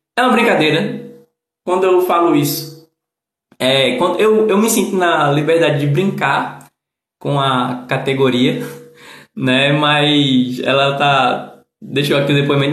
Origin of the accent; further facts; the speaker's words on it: Northeast Brazil, Brazil; accent: nordestino; como nordestino eu ser barrista